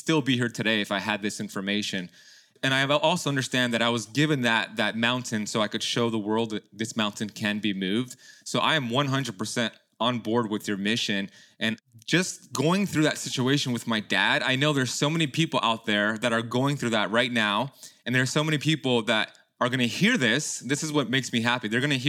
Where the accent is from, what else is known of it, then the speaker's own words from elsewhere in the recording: Miami, Florida, United States; born there; my parents immigrated from Iran back in the 70s, and they had my sister and then me, and I was born here in Miami.